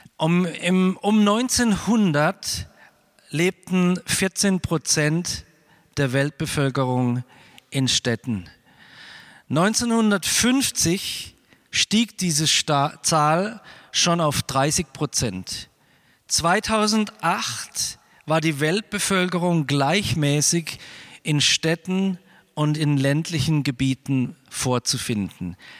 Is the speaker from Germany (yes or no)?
yes; Freiburg, Baden-Württemberg, Germany; Ich lebe jetzt mittlerweile 55 Jahre in Freiburg. Ich bin einer der zwei gebürtigen Freiburger, die noch in Freiburg wohnen